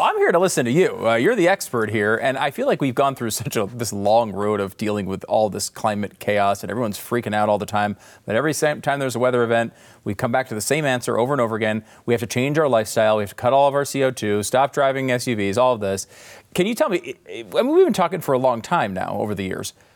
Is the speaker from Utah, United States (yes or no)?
no; New York, United States; I was born in New York